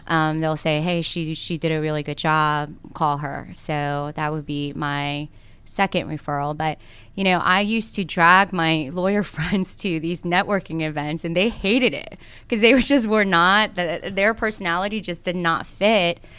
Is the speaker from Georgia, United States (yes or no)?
yes; Cobb County, Georgia, United States; English is a second language; also born or lived in South Korea / Gwinnett County, Georgia; I grew up in Cobb County